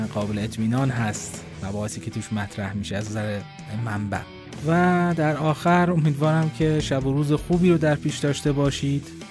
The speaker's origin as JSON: {"language": "Persian", "country": "Iran", "said": "ما ایرانی هستیم"}